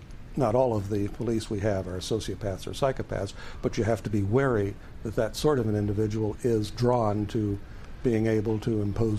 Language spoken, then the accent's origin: English; United States; You know, I grew up